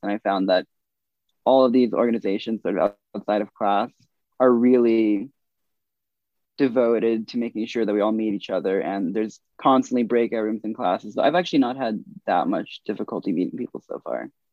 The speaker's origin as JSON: {"language": "English", "town": "Culver City", "region": "California", "country": "United States", "said": "I am a computer science major from Culver City, California"}